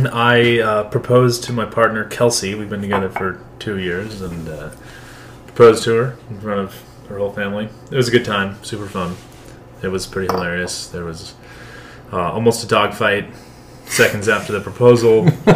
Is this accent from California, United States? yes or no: yes; Northern California, United States; growing up in Northern California on the coast